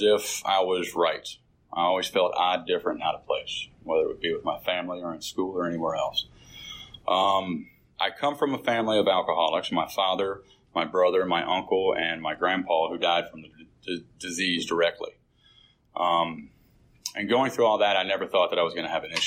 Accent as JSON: {"language": "English", "town": "Sandy Springs", "region": "Georgia", "country": "United States", "tie": "born or raised there", "said": "Born and raised in Sandy Springs"}